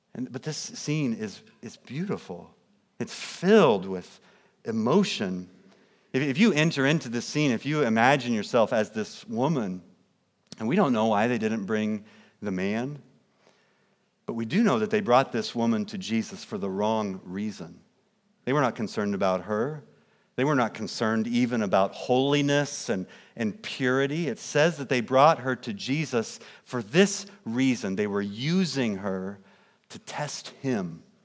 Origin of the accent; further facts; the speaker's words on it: Kansas City, Missouri, United States; now in St. Charles, Illinois, United States; I grew up in Kansas City, Missouri, suburbs of Kansas City